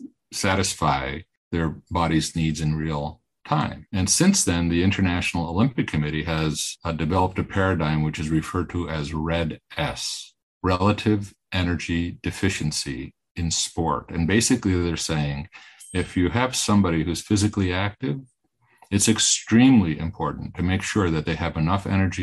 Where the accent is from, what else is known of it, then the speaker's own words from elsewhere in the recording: Greece; moved away; I'm from Greece, so I'm very interested in the Mediterranean diet. And I grew up in Greece